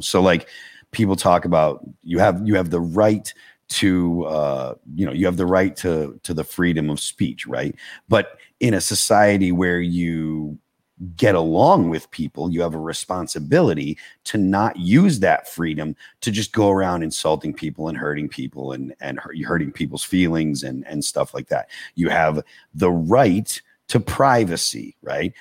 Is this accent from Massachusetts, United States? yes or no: yes; Massachusetts, United States; I grew up in Massachusetts.